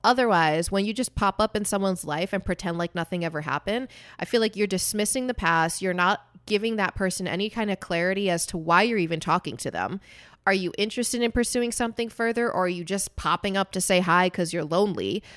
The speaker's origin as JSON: {"language": "English", "country": "United States", "tie": "born or raised there", "said": "I'm not white. I'm Puerto Rican. I was born in America"}